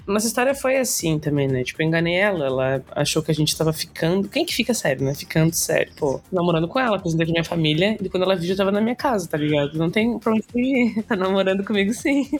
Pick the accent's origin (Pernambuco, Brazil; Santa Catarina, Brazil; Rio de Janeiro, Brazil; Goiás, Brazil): Santa Catarina, Brazil; Garopaba; Eu nasci na Carmela, mas eu sou de Garopaba, né? tipo, passei minha vida inteira lá